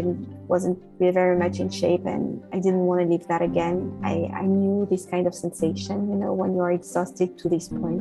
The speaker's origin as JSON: {"language": "English", "country": "France", "tie": "born or raised there", "also_born_or_lived": "United Kingdom / London", "moved": "as an adult", "lives_now": "United States", "said": "I was born and raised in France. I spent quite some time in the UK before moving to the US"}